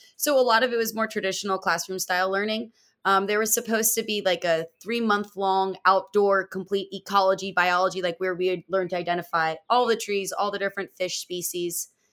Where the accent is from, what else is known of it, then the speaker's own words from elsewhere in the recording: outside of Philadelphia, Pennsylvania, United States; now in Florida, United States; I'm not from Florida originally. I'm from uh, Pennsylvania, outside of Philadelphia